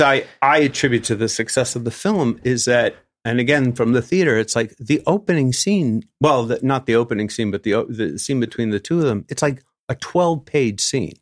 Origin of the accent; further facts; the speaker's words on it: New York, United States; I grew up in New York